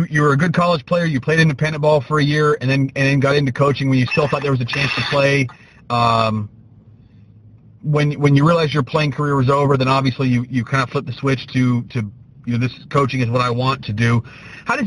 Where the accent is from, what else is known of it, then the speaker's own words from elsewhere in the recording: Pennsylvania, United States; I'm from Pennsylvania